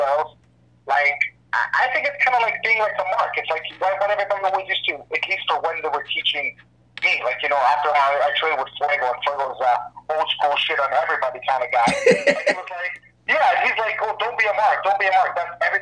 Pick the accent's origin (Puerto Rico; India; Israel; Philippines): Israel; English is a second language; moved away as an adult; also born or lived in Canada; Born and raised in Israel